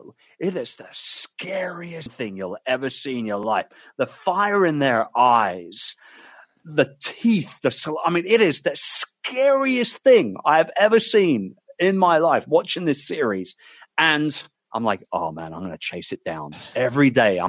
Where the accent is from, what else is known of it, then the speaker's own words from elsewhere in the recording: London, United Kingdom; my hometown of London